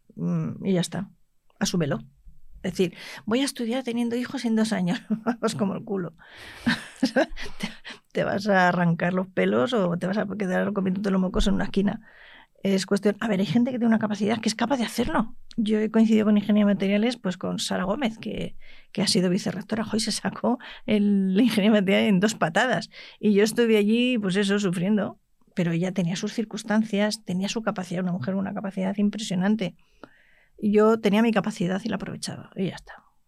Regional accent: La Rioja, Spain; yo me crié en La Rioja y soy terca

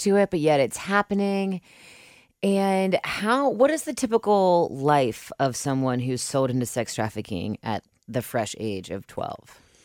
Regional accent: Cincinnati, Ohio, United States; moved away as an adult; I'm from Cincinnati, but I've been gone a, the majority of the past ten years

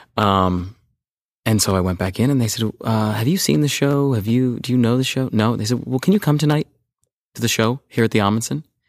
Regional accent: Los Angeles, California, United States; I grew up in Sherman Oaks

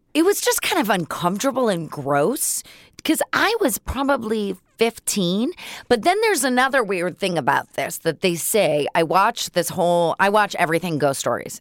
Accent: Los Angeles, California, United States; also born or lived in San Francisco Bay Area; I grew up on Laurel Canyon in Mulholland

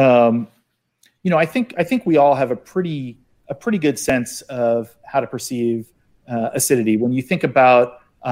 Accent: outside of Philly, Pennsylvania, United States; I grew up outside of Philly

